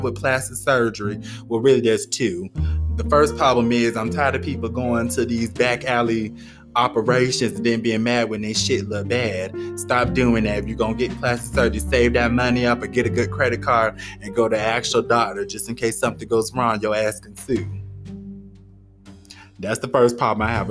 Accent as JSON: {"language": "English", "region": "Florida", "country": "United States", "said": "I'm from Florida"}